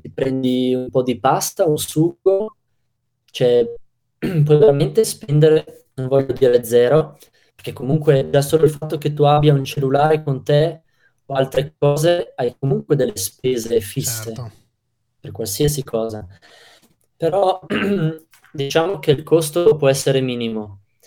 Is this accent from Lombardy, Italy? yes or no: no; Trentino-Alto Adige, Italy; da Trentino al Adige, ero ad Agrigento